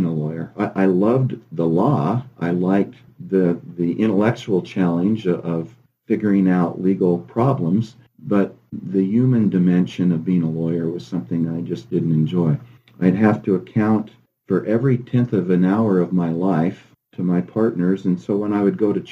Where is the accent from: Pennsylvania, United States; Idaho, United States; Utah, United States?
Utah, United States; Logan; moved away as an adult; also born or lived in Ithaca, New York / Rochester, New York; I was born and raised in Logan, Utah